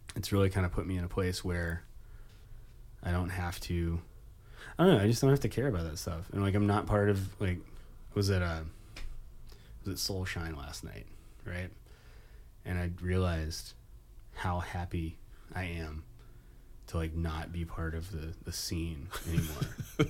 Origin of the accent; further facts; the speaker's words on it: Nashville, Tennessee, United States; moved away as an adult; I'm from Nashville